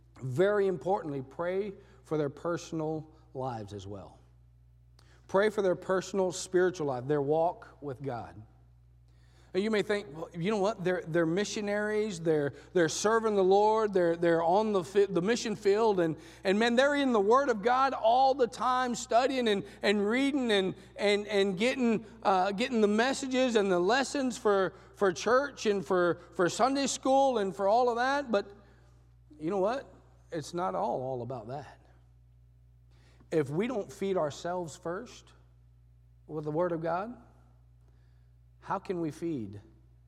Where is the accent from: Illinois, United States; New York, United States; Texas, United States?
Texas, United States; moved away as an adult; also born or lived in Panama; I'm from Texas.